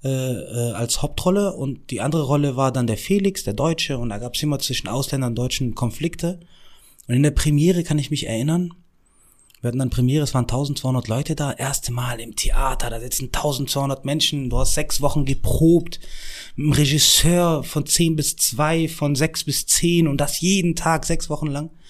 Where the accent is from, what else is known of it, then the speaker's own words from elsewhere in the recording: Morocco; ich bin 17 Jahre alt, ich komme aus Marokko, bla bla bla.